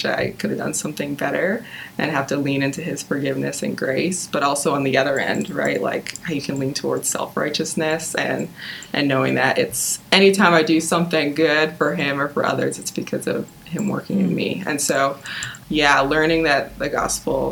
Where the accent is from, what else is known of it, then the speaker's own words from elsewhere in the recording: Nobleton, Ontario, Canada; I grew up in the Greater Toronto Area, in a town called Nobleton